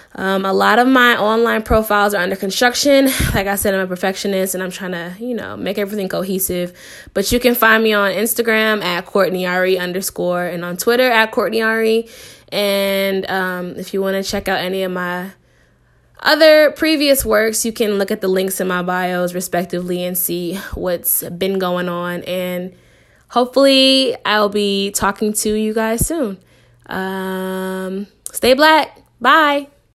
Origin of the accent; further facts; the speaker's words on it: Shaker Heights, Ohio, United States; moved away as an adult; also born or lived in Anaheim, California; now in Los Angeles, United States; I grew up in Cleveland. I went to school in Cleveland. Um, specifically, I grew up in Shaker Heights